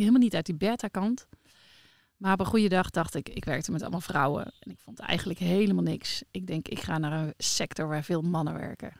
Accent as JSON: {"language": "Dutch", "region": "North Brabant", "country": "Netherlands", "tie": "born or raised there", "moved": "yes", "lives_now": "Leerdam, Netherlands", "said": "ik ben geboren in Brabantse"}